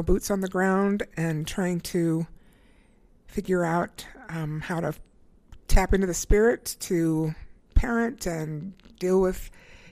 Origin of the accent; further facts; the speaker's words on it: Indiana, United States; moved away as an adult; now in Utah, United States; I grew up in Indiana